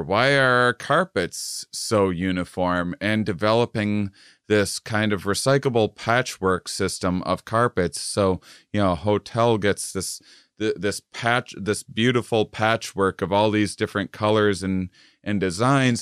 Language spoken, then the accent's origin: English; Wisconsin, United States; moved away; also born or lived in Texas; I'm from Wisconsin.